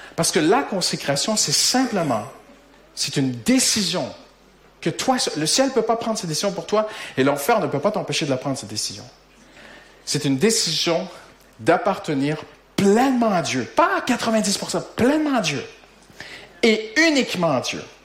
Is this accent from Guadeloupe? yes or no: no; Quebec, Canada; accent: Québécois; moved away as an adult; now in France; mon accent québécois, c'est que ça, même si ça fait 17 ans maintenant, bientôt que nous sommes en France